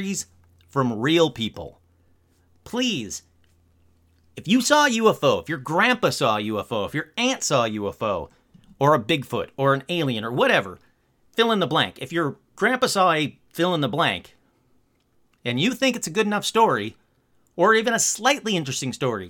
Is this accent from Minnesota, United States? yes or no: no; Michigan, United States; Michigan, my home state